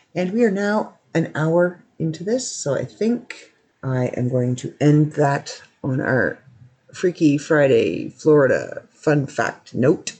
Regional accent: Canada; I'm Canadian

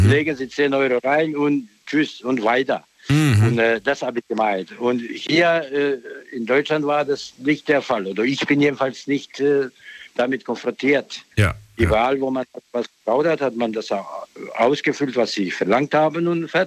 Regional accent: Bosnia & Herzegovina; German is a second language; now in Germany; Aus Bosnien. Aus Bosnien. Bosnien-Herzegowina, ja.

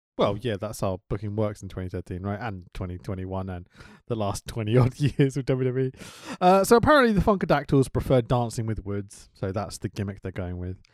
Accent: United Kingdom; I'm a British dude

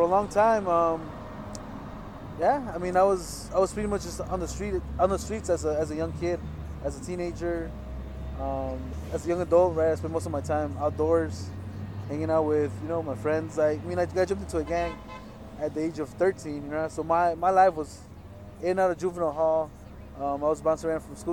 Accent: Los Angeles, California, United States; moved away as an adult; now in Santa Cruz, United States; I was born and raised in the San Fernando Valley, so it's a little bit north of LA, south of Santa Barbara. I grew up in a city called Pacoima and a city called Van Nuys

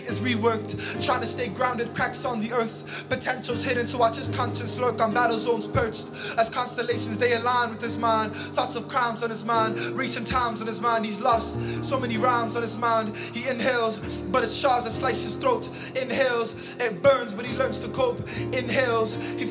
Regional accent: Toronto, Ontario, Canada; I hail from Regent Park

